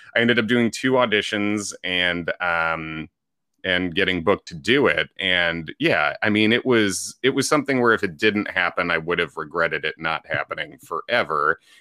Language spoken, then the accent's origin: English; Chicago, Illinois, United States; moved away as an adult; also born or lived in Indiana; now in New York City, United States; I grew up in the Chicago area